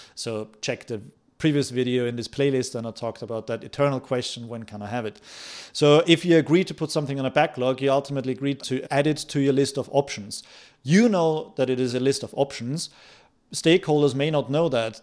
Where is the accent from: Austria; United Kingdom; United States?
Austria; moved away; I come from Austria